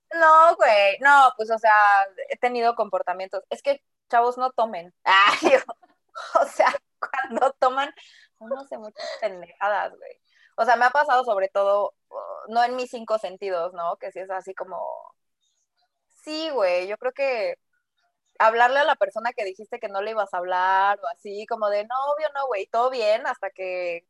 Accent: Mexico City, Mexico; also born or lived in Guadalajara; crecí en la Ciudad de México, soy de Guadalajara

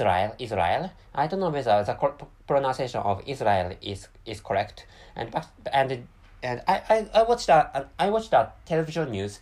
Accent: Japan; first language Japanese; English is a second language; By the way, my mother tongue is Japanese, and Japanese is my dominant language.

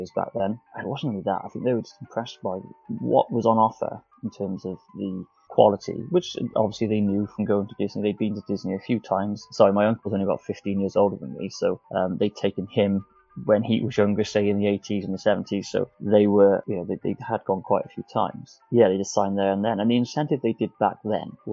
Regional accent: South Wales, United Kingdom; if you can't tell by the accent, I'm from South Wales, so I haven't got a massive accent, but it's a little bit there

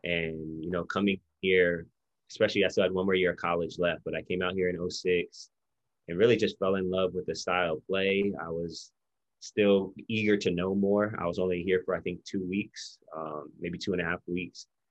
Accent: Hawaii, United States; moved away as an adult; now in Philippines; we lived yeah. in Hawaii since I was five years old

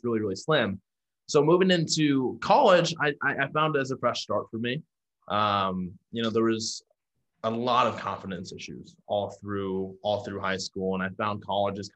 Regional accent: Omaha, Nebraska, United States; moved away as an adult; also born or lived in Houston, Texas; now in San Diego, United States; I'm from Omaha, Nebraska. Now I live in San Diego, California.

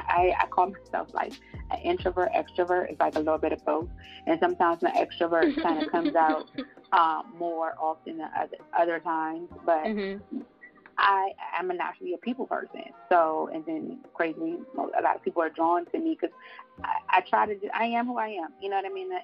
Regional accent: Prince George's County, Maryland, United States; also born or lived in North Carolina; born there, but raised in the DMV area. So I'm a little bit of both.

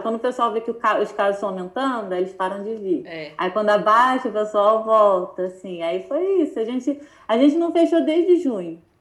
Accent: Brazil; also born or lived in North America; now in United States

